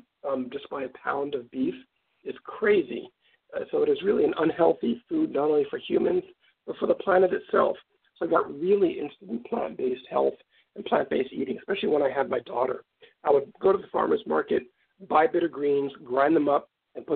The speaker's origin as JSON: {"language": "English", "town": "New York City", "region": "New York", "country": "United States", "tie": "born or raised there", "also_born_or_lived": "New Jersey", "moved": "as an adult", "lives_now": "Santa Barbara, United States", "said": "I grew up in East Harlem in New York City"}